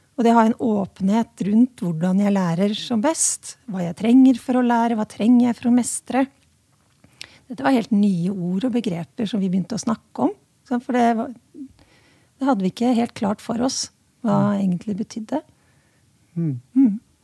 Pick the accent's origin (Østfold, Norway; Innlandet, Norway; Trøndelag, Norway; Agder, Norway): Innlandet, Norway; Hedmarken; nå kommer jeg fra Hedmarken, og der sier vi 'slækk har vi gjort i alle år'